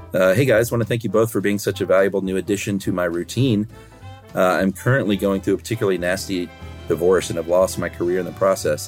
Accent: United States; as an American

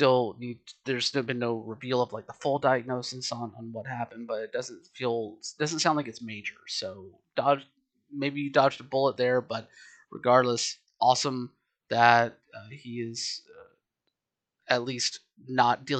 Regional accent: Georgia, United States; growing up in Georgia, spending a ton of time in the Atlanta area

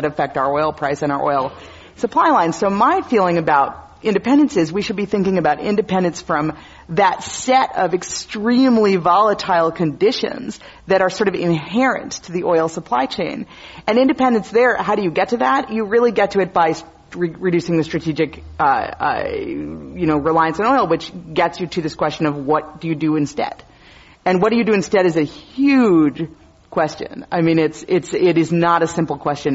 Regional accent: Wisconsin, United States; now in California, United States; my home state. So I'm always happy to talk about Wisconsin

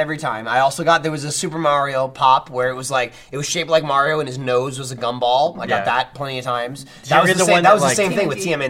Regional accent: New Jersey, United States; I'm fucking from New Jersey.

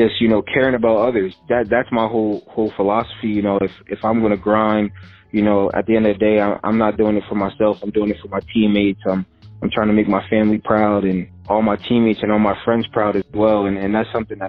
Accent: Edison, New Jersey, United States; me and my mom are from Edison

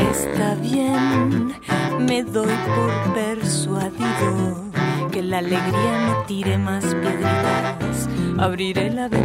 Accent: Montevideo, Uruguay; soy una cantautora de Uruguay, más precisamente de Montevideo

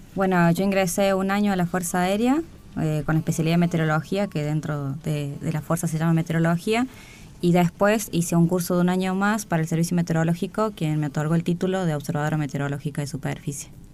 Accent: Córdoba, Argentina; moved away as an adult; now in Buenos Aires, Argentina; Soy de Córdoba Capital y hace seis años que estoy en Buenos Aires

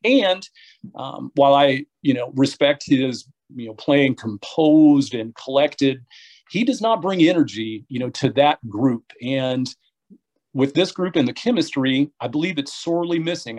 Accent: Muncie, Indiana, United States; now in Wisconsin, United States; I'm from Muncie. So, growing up in Muncie

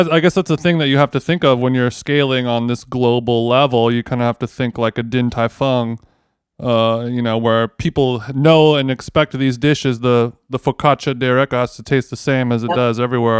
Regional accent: Los Angeles, California, United States; born or raised there

